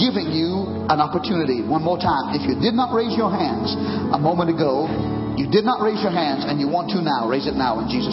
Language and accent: English; Trinidad & Tobago; now in United States; I'm American now, former Caribbean Trinidad